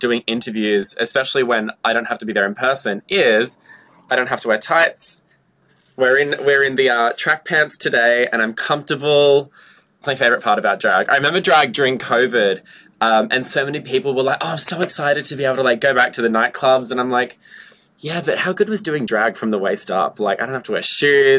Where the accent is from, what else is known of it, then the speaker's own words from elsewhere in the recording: Gold Coast, Queensland, Australia; now in Brisbane, Australia; I live in Brisbane, but I was born on the Gold Coast.